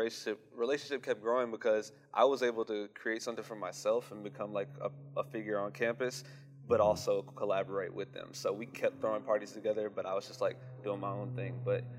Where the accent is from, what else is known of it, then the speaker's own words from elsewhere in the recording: Houston, Texas, United States; from Houston, Texas.